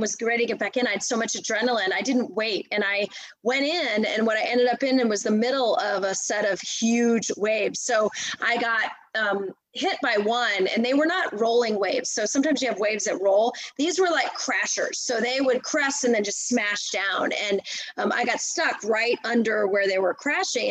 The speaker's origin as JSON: {"language": "English", "country": "United States", "tie": "born or raised there", "moved": "as an adult", "lives_now": "Texas, United States", "said": "i'm in texas now i've been here for over 20 years um, I grew up in outside of Washington D.C."}